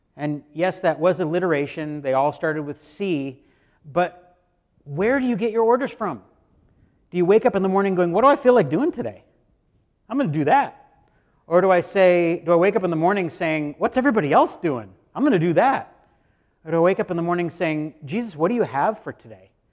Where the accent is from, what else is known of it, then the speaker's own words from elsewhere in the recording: United States; American Christians